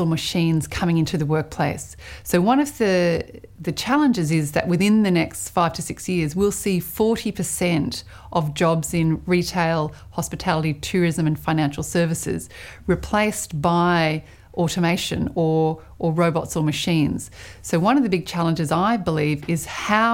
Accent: Sydney, New South Wales, Australia; also born or lived in New York; I am from Sydney, but I work between New York and Australia

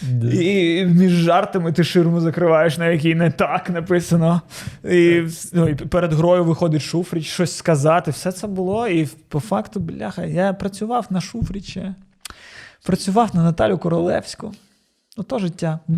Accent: Odesa, Odesa Oblast, Ukraine; я з Одеси. У нас там варіанту не було.

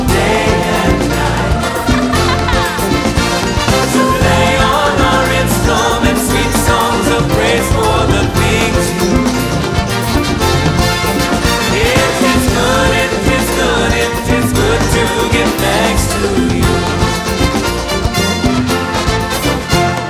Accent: New York, United States; as a New Yorker

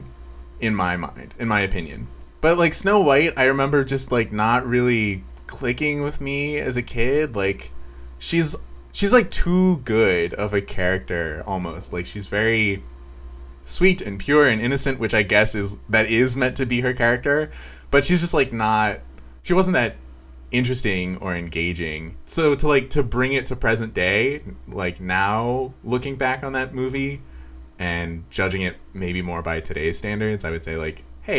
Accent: Missouri, United States; also born or lived in Tulsa, Oklahoma; now in Michigan, United States; I am living in Michigan right now. I am from Missouri originally.

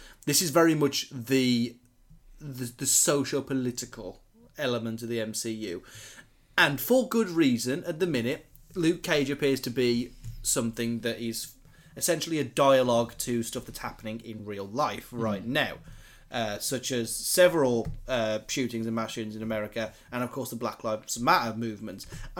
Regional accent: United Kingdom; as white and as British as us

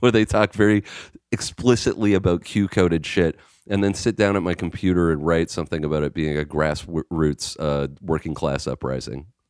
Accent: Canada; I'm Canadian.

